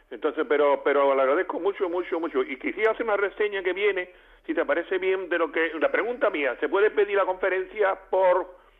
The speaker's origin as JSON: {"language": "Spanish", "town": "Espera", "region": "Andalusia", "country": "Spain", "tie": "born or raised there", "moved": "yes", "said": "Allí en mi pueblo, en espera, allí está mi tío Curro"}